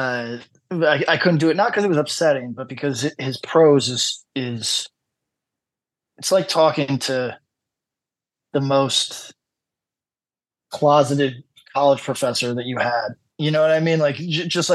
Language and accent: English; United States; moved away; I come from the United States